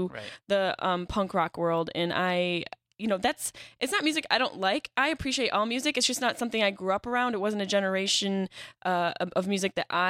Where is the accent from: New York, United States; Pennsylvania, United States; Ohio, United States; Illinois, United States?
New York, United States; Syracuse; moved away; I lived in New York City for 10 years, but I'm from Syracuse, which is just a hobunk town.